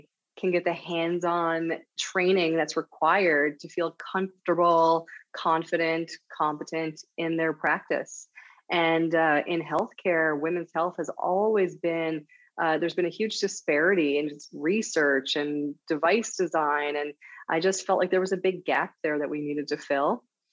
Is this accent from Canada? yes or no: yes; St. John's, Newfoundland and Labrador, Canada; moved away as an adult; also born or lived in Vancouver / Calgary / Montreal / Ottawa; now in Halifax, Canada; I grew up in Newfoundland, Canada, St. John's, Newfoundland, Canada